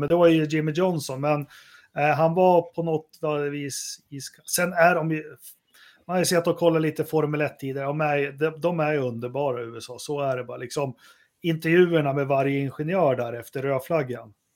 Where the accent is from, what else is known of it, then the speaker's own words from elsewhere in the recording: Sweden; man är ju svensk